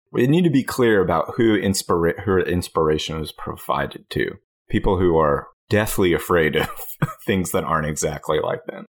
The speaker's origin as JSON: {"language": "English", "country": "United States", "said": "I'm an American"}